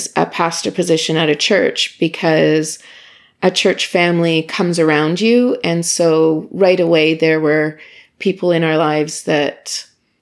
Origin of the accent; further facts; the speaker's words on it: Imperial, Saskatchewan, Canada; moved away as an adult; now in Ottawa, Canada; I grew up in a small town in Saskatchewan called Imperial.